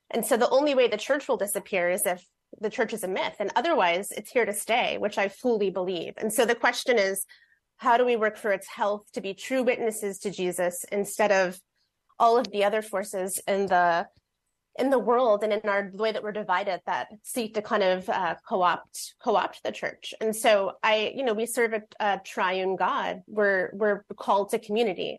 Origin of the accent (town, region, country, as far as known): Fort Wayne, Indiana, United States; born or raised there; moved away as an adult; now in Seattle, United States